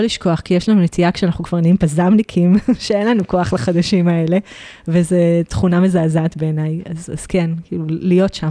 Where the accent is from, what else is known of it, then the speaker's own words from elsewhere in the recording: Israel; moved away as an adult; now in Provence, France; אנחנו בתור ישראלים